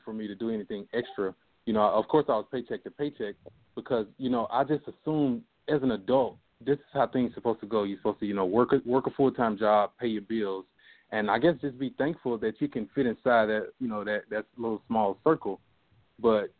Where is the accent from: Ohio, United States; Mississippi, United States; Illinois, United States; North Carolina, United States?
Mississippi, United States; Jackson; I'm originally from Jackson, Mississippi